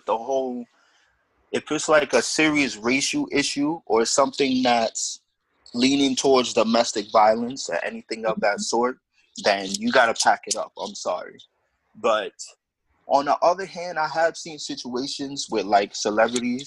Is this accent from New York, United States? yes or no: yes; New York City, New York, United States; I'm from the Bronx, born and raised in the Bronx